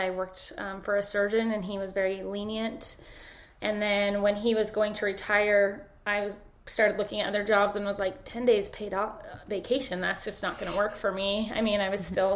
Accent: Sandy, Utah, United States; moved away as an adult; I grew up in Sandy, Utah

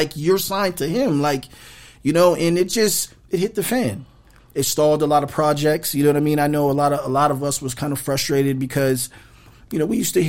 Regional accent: Phoenix, Arizona, United States; I was from Phoenix

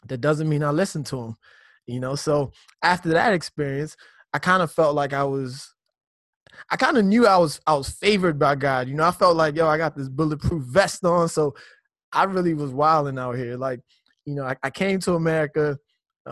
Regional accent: Nigeria; moved away; I grew up in Nigeria in my youth.

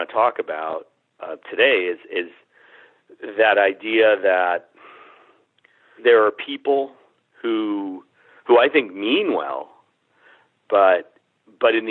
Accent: Springfield, Massachusetts, United States; I feel about my hometown the way a lot of people feel about the United States. I don't feel a whole lot of patriotism. I'm different from a lot of people in that way. I guess what a lot of people feel in patriotism, I feel for my community. I feel it for Springfield

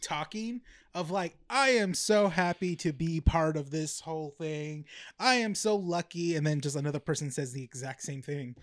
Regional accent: La Habra, California, United States; also born or lived in Downey, California; I was born in Downey and then moved to La Habra.

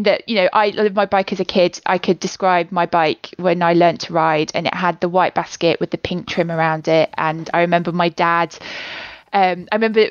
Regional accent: Leicester, East Midlands, United Kingdom; moved away as an adult; also born or lived in Nottingham; now in Newcastle, United Kingdom; I'm from Leicester originally.

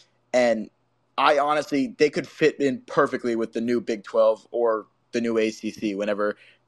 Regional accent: Virginia, United States; I may be a Baylor Bear, but I'm from Virginia

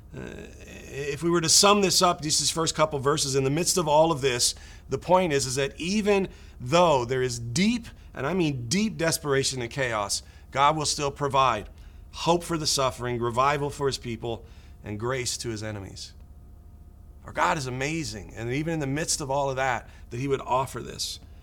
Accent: United States; growing up in America

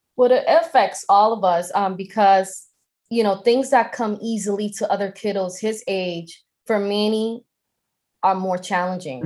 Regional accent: Boston, Massachusetts, United States; I'm from Boston

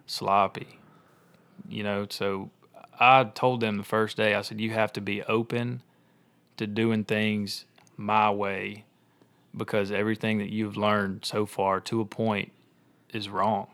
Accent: Olive Branch, Mississippi, United States; I grew up in Olive Branch

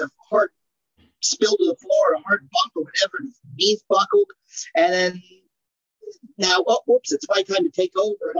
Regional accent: Portland, United States; I didn't even realize I'm from Portland.

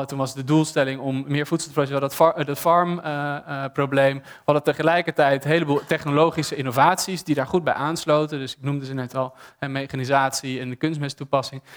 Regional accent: Amsterdam, North Holland, Netherlands; ik ben stedeling, ik ben geboren en getogen in Amsterdam

